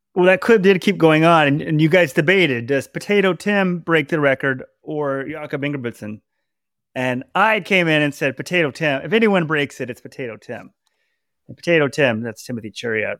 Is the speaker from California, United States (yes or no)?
no; Dallas, Texas, United States; I'm from Dallas